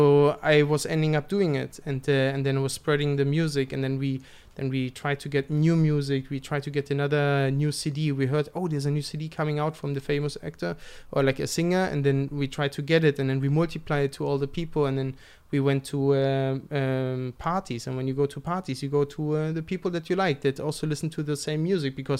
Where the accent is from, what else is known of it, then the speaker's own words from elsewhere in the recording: East Germany, Germany; I'm from East Germany